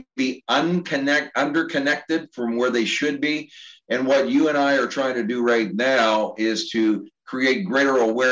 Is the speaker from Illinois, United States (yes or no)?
no; Pittsburgh, Pennsylvania, United States; also born or lived in Cincinnati / Indianapolis / Kansas City; now in Maryland, United States; growing up in Pittsburgh and then, you know, moving throughout the Midwest, Cincinnati, Indianapolis, Kansas City